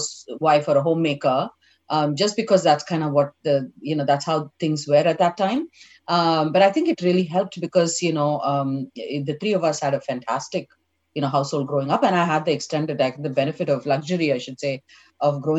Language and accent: English; Chennai, Tamil Nadu, India; moved away as an adult; now in San Francisco, United States; We grew up in Mylapore Agraharam, which is, you know, as you've heard the word Tambram and a Brahmin colony